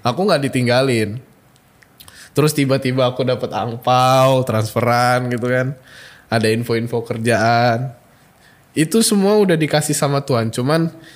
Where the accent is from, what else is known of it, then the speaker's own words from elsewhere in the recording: Bogor, West Java, Indonesia; moved away as an adult; now in Yogyakarta, Indonesia; aku kan dari Bogor